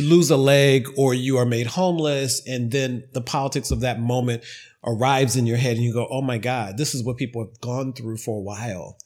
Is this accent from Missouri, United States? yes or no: no; Ohio, United States; I was an intern at a local television news station when I was growing up in Ohio